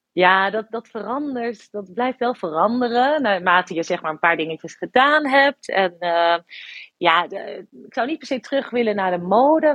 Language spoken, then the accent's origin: Dutch; Harderwijk, Gelderland, Netherlands; moved away; ik kwam uit Harderwijk